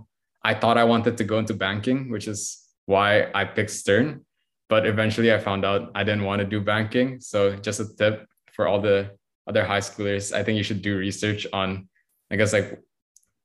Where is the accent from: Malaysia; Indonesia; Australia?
Indonesia; Jakarta; moved away as an adult; now in New York, United States; I grew up in Jakarta my whole life